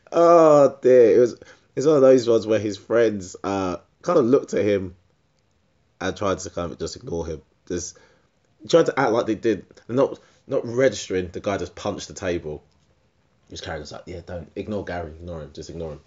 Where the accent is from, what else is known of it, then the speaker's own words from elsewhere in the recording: Essex, East of England, United Kingdom; I'm from, I'm from Essex